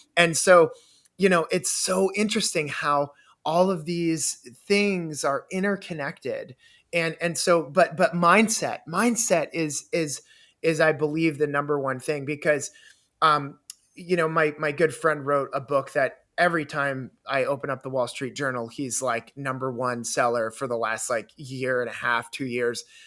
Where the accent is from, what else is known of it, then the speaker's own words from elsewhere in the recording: Canada; I grew up in Canada